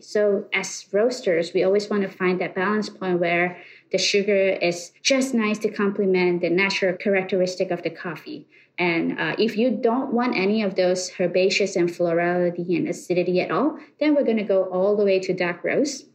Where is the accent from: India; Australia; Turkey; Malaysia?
Malaysia; moved away as an adult; now in New York, United States; born and raised in Malaysia. I came to USA about uh, 10 years ago